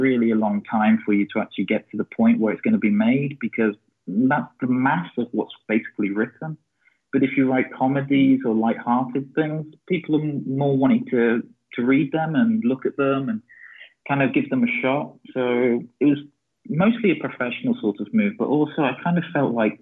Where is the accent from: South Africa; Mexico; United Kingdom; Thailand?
United Kingdom; England; moved away as an adult; also born or lived in Russia / St. Petersburg, Russia; now in Stockholm, Sweden; I'm originally from England, but I spent like the last 7 years living in Russia, and then I just moved to Stockholm like 2 weeks ago, so Sweden now.